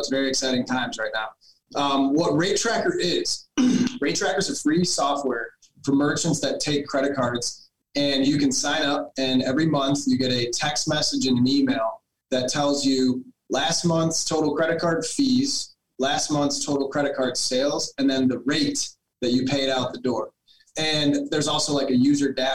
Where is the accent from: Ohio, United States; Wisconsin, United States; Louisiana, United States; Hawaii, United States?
Ohio, United States; Cleveland; I come from Cleveland, Ohio